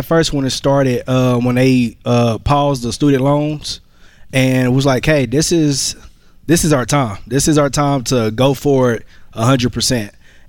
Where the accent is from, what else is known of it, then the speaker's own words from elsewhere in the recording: Fort Worth, Texas, United States; Fort Worth, Texas.